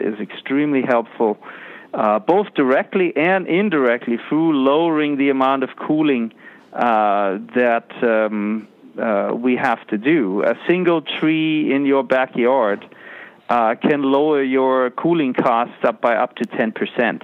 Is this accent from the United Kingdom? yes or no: no; Germany; now in United States; I grew up in Germany